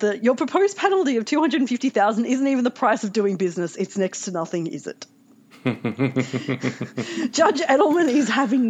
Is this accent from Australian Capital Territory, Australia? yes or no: no; Newcastle, New South Wales, Australia; I come from Newcastle